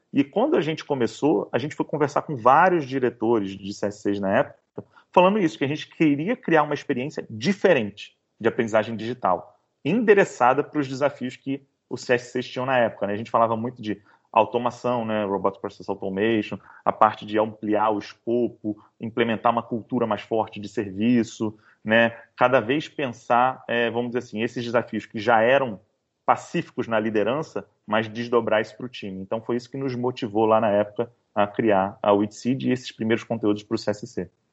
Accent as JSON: {"language": "Portuguese", "town": "Niterói", "region": "Rio de Janeiro", "country": "Brazil", "tie": "born or raised there", "lives_now": "Rio de Janeiro, Brazil", "said": "sou carioca de Niterói, né? Aquele que nasceu em Niterói e agora mora no Rio"}